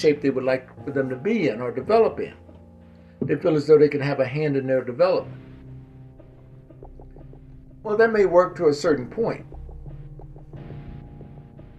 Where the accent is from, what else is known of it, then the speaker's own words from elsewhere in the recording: Mississippi, United States; Growing up in Mississippi